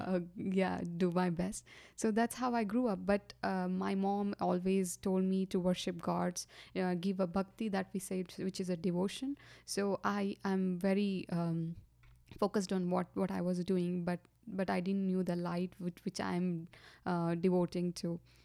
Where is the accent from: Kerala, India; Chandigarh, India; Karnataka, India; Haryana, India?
Karnataka, India; Gadag; moved away as an adult; also born or lived in Hubli; I grew up in India, South, uh, India, that is Karnataka. And I was born in Gatdag, which is a small town